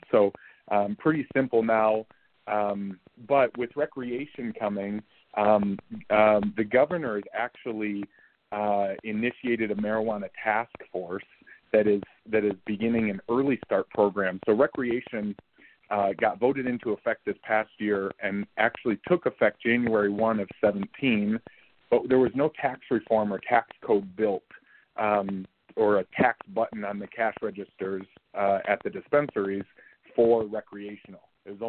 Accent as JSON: {"language": "English", "region": "Michigan", "country": "United States", "tie": "born or raised there", "said": "Michigan, for example, my home state."}